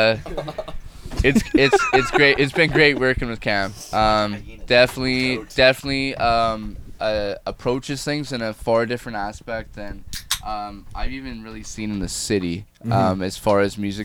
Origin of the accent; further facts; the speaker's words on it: Medicine Hat, Alberta, Canada; I'm from Medicine Hat, Alberta